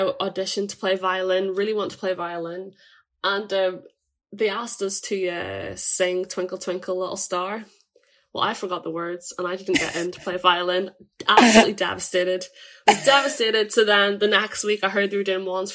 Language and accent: English; Draperstown, Northern Ireland, United Kingdom; I'm from Draperstown, which is a small country town, near Marfelts